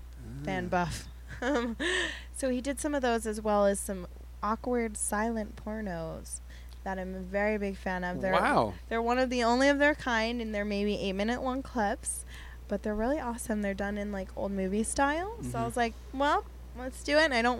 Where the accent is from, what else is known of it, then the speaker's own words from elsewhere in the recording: United States; No, I'm so American. Look at me. Come on.